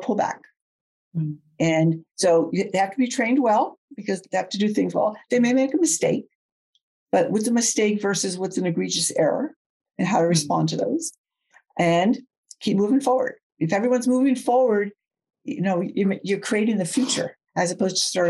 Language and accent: English; outside New York City, United States; I grew up outside New York City, and I come from a fast speaking family.